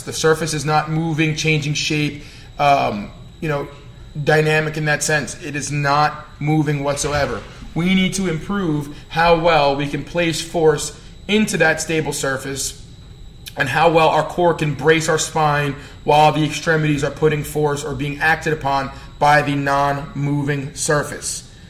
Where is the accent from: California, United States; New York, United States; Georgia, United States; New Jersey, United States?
New Jersey, United States; accent: Jersey; my Jersey accent